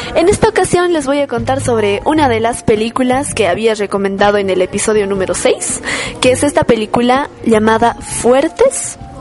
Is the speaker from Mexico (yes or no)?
no; Bolivia